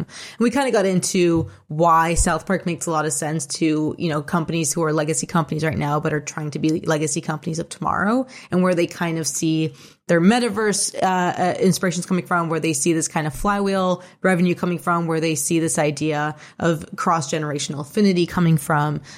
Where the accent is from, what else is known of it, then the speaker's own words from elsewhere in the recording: Toronto, Ontario, Canada; I was born and raised in Toronto.